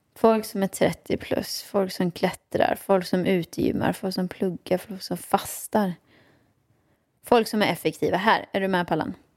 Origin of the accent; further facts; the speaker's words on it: Åmål, Västra Götaland, Sweden; Jag växte upp i Åmål med min mamma och pappa, ja.